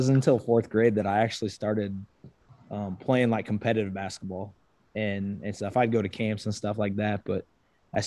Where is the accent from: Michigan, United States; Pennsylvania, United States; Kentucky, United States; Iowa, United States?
Iowa, United States; Grinnell; grew up in Grinnell, Iowa, right where I am right now, graduated from here in 07